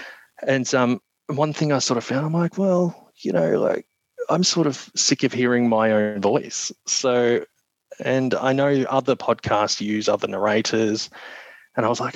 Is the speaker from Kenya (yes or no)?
no; Australia; accent: Australian; my Australian accent